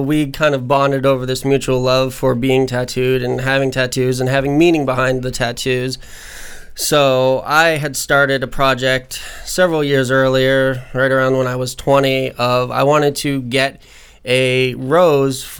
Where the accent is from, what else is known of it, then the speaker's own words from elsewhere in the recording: Vermont, United States; moved away as an adult; now in Florida, United States; I am originally from Vermont, but I moved down here to Florida about 3 years ago